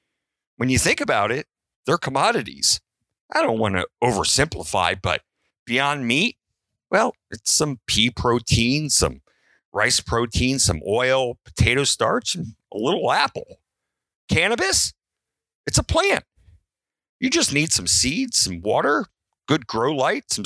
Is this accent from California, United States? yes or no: no; Baltimore, Maryland, United States; I was raised in Baltimore